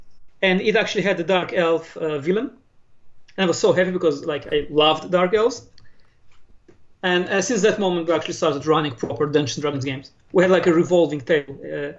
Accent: Israel; also born or lived in Moscow, Russia; I was born in Moscow. {S0} Okay. {S1} But I came to Israel very young. I was 5. So I was mostly raised in Israel, but I come from a Russian-speaking home.

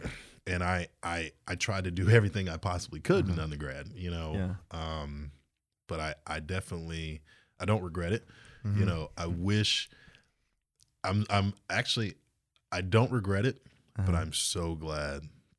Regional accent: Georgia, United States; it's okay, literally right outside of Savannah.

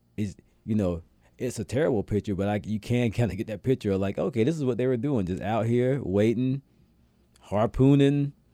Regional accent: Atlanta, Georgia, United States; where I'm from in Atlanta

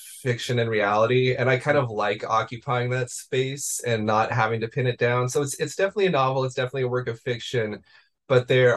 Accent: Beaverton, Oregon, United States; I grew up in the suburbs of Portland in Beaverton, Oregon.

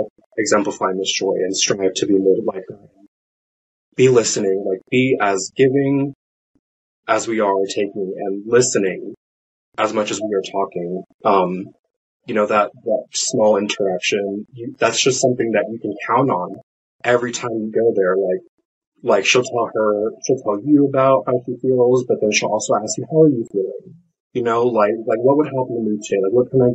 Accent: San Diego, California, United States; moved away as an adult; now in Virginia, United States; I'm a transplant from the West Coast, particularly San Diego

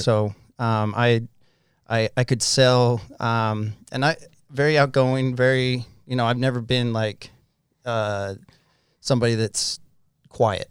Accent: Farmington, Utah, United States; also born or lived in Hong Kong; I grew up in Farmington, Utah. Um, haven't moved much

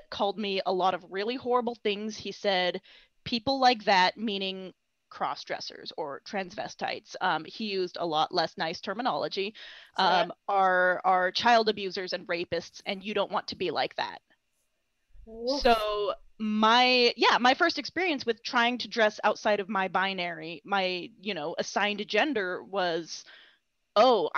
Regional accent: Idaho, United States; I grew up in Idaho in a very small town

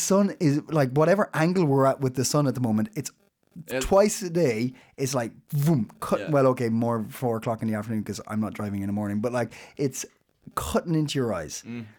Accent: Ireland; now in Denmark; I'm Irish.

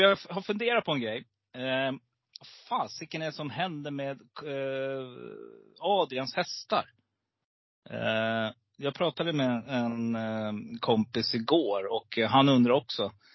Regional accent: Stockholm, Stockholm County, Sweden; also born or lived in Gävle; now in Falun, Sweden; född i Gävle men jag eh, bodde nere i Stockholm. Ja, du är ja, så att eh, söder om Stockholm där. I de lite tuffare områdena, du vet runt Norsborg, Alby, Fittja där. Där är jag uppväxt.

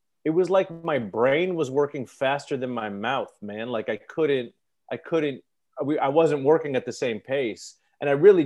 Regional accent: Los Angeles, California, United States; in my hometown, I think, right? Like in Los Feliz or Silver Lake

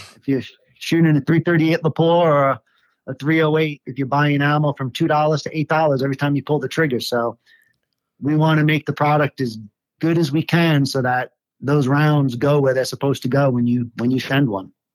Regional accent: New York City, New York, United States; moved away as an adult; now in Colorado, United States; I grew up in uh, Staten Island, New York.

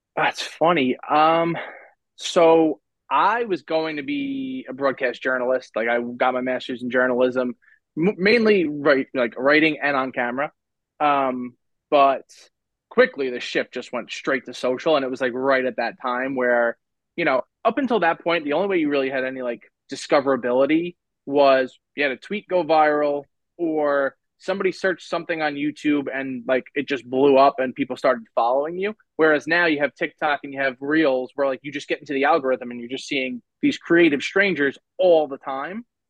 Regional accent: Long Island, New York, United States; I'm from Long Island, so I have to commute

